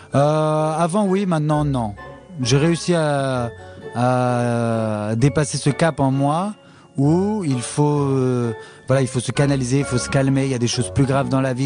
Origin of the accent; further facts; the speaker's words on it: France; moved away; on est français